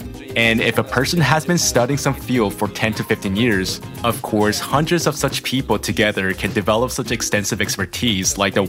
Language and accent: English; Kazan, Tatarstan, Russia; now in Moscow, Russia; I am from Kazan. I live in Moscow.